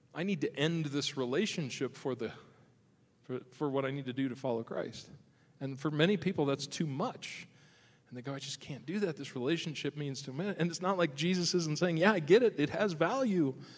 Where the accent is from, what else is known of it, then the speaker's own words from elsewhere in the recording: Nebraska, United States; now in Michigan, United States; the farm I grew up in Nebraska